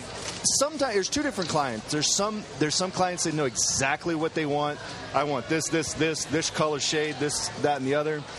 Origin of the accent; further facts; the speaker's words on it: Greenville, South Carolina, United States; moved away as an adult; now in Los Angeles, United States; I live in L.A. I'm from Greenville, South Carolina. I'm a country boy, but I've been in L.A. for about 4 years